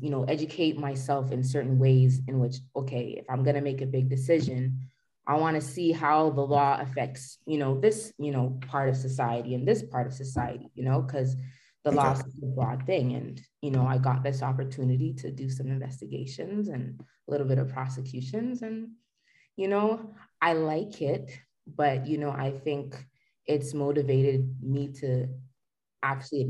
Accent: Toronto, Ontario, Canada; I was born and raised in Toronto

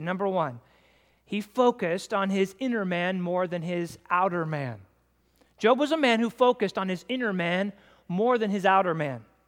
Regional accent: United States; I'm an American man myself

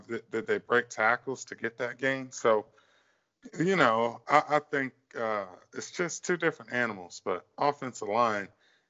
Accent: Northern Virginia, United States; I'm from Northern Virginia

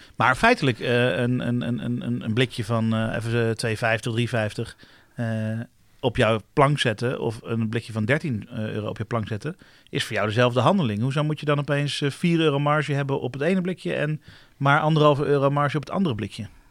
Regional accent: Netherlands; we als Nederlanders

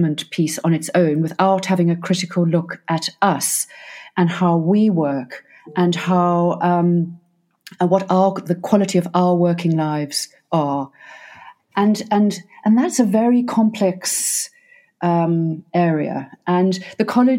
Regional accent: Cape Town, Western Cape, South Africa; now in United Kingdom; as a South African, and I come from Cape Town

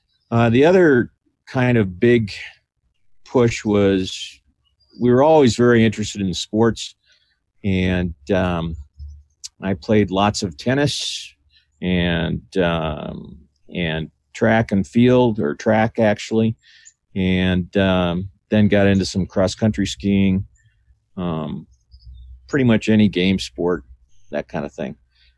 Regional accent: Chicago, Illinois, United States; born there; So my mother flew back to the States, and I was born in Chicago, Illinois.

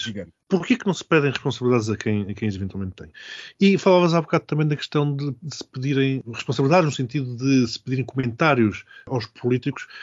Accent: Portugal; a minha vergonha enquanto português

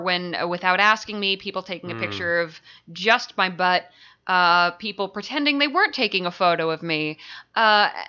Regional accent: Concord, Massachusetts, United States; moved away; I lived in Concord, so I'd get a ride into Alewife and hang out at Harvard Square

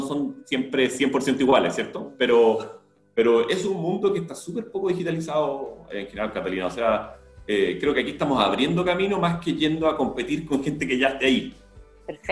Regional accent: Chile; somos todos los chilenos

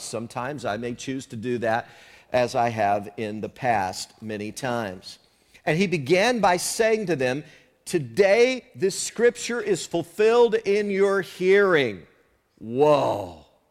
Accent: the South, United States; moved away; where I grew up in the South some years ago

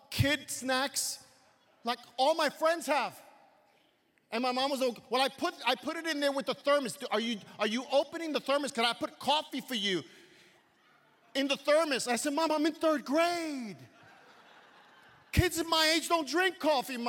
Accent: New York City, New York, United States; I grew up in Brooklyn, New York, and my formation was there

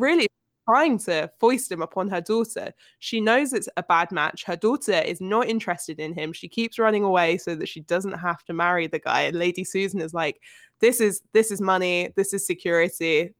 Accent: United Kingdom; by my virtue of being British

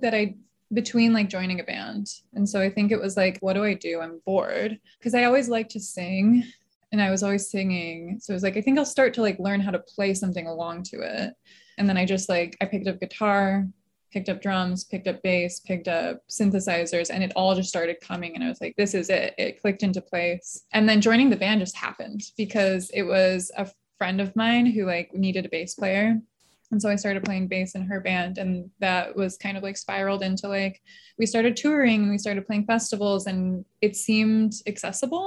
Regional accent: Palm Springs, California, United States; also born or lived in Michigan; now in Los Angeles, United States; I grew up in Palm Springs and then I was in Michigan for a really long time

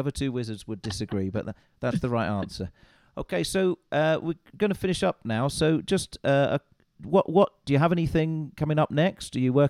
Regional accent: England, United Kingdom; I'm from England

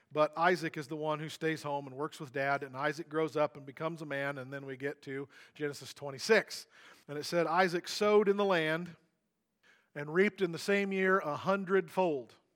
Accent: Missouri, United States; I grew up in Missouri on a farm.

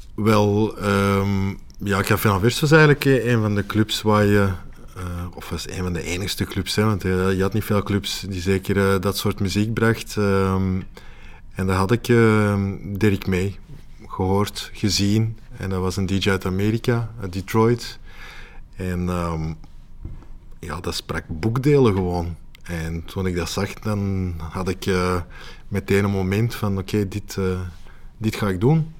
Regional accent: Antwerp, Flanders, Belgium

